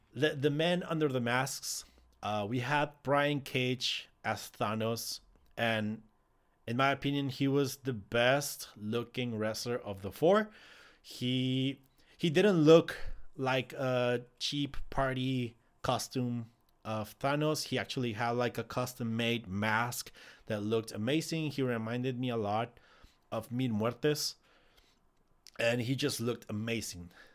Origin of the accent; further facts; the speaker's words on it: Ciudad Juárez, Chihuahua, Mexico; I am from Ciudad Juarez